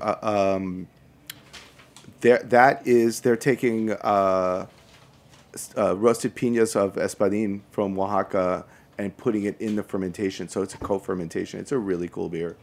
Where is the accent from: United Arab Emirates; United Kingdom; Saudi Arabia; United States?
United States; New York City, New York; now in Manhattan, United States; I'm from Brooklyn